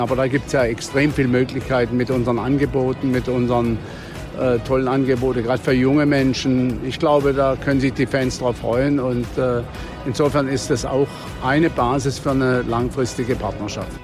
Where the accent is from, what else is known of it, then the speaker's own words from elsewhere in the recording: Freiburg, Baden-Württemberg, Germany; Ich als gebürtiger Freiburger, als echtes Poppele äh, der Freiburger Region, im Elisabeth-Krankenhaus geboren